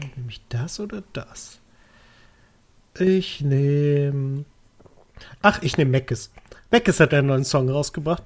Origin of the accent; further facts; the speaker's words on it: Lower Saxony, Germany; das sage ich als Niedersachse